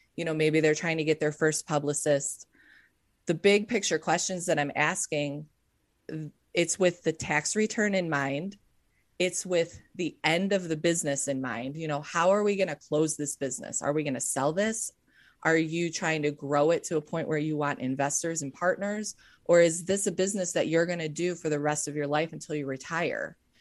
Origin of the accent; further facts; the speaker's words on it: Cleveland, Ohio, United States; I grew up in Cleveland, Ohio